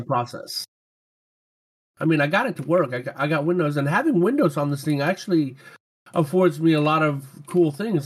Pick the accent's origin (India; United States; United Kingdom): United States; Louisiana; moved away; I grew up in Louisiana and I actually used to hunt gators with my grandpa